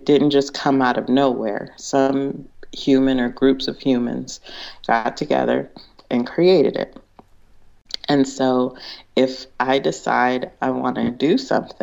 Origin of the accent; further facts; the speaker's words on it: California, United States; also born or lived in Big Island, Hawaii; I was from California